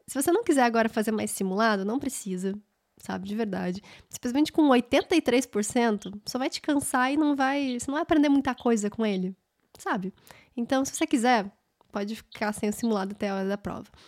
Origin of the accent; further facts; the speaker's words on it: Brasília, Federal District, Brazil; eu sou de Brasília